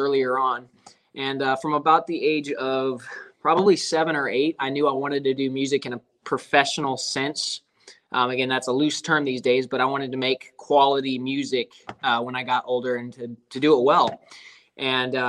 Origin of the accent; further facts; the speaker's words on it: Lewistown, Montana, United States; moved away as an adult; also born or lived in Georgia; now in Atlanta area, Georgia, United States; I was born and raised in Montana.